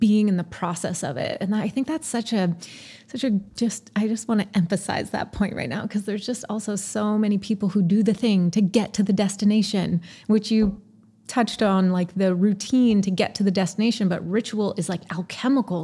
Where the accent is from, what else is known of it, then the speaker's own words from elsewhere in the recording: Montreal, Quebec, Canada; moved away; also born or lived in British Columbia; Yes, I'm Canadian. I grew up in Montreal.